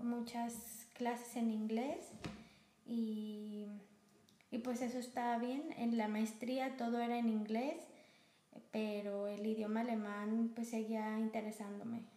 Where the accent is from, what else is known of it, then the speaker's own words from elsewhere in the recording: Guanajuato, Mexico; moved away as an adult; now in Germany; estado de Guanajuato, que es de donde yo vengo